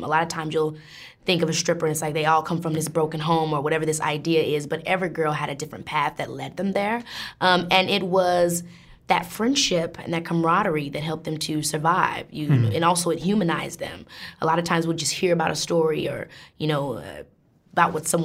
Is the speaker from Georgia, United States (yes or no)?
no; Illinois, United States; I'm from Illinois, a rural south suburb, suburban town